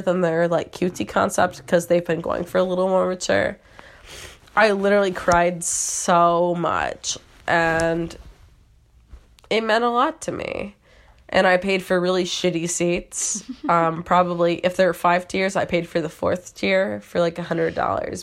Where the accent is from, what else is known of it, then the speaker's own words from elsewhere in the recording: Michigan, United States; now in Philadelphia, United States; I'm from Michigan